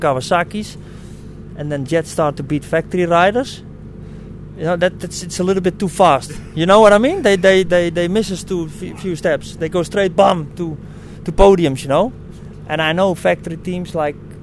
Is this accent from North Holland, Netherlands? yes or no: yes; Amsterdam, North Holland, Netherlands; I'm from Amsterdam